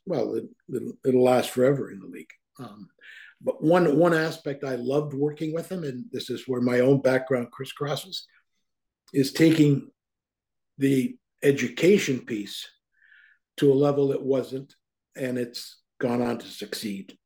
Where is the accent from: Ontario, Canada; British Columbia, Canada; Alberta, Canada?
Ontario, Canada; Toronto; also born or lived in Guelph; When I was a young kid growing up in Toronto